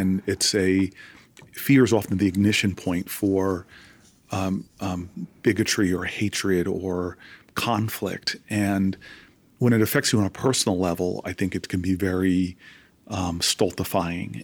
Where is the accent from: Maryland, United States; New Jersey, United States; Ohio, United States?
New Jersey, United States; Harrington Park; my parents raising four, uh, raising two African-American boys, uh, in a white community